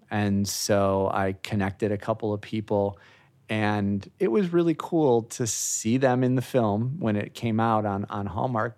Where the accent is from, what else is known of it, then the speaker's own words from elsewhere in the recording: Chicago, Illinois, United States; moved away as an adult; also born or lived in Orlando; now in Florida, United States; born and raised in the Chicago area, moved to Florida in nineteen ninety-eight to work in the industry